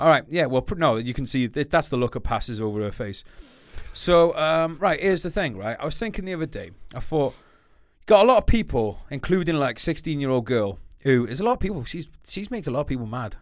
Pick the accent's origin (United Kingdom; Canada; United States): United Kingdom; We're Brit, we're Great Britain.